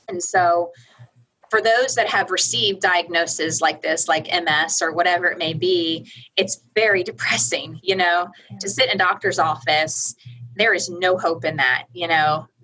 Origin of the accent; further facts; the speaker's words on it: Orlando, Florida, United States; moved away as an adult; also born or lived in Tennessee; now in Midland, United States; I'm from Orlando, Florida.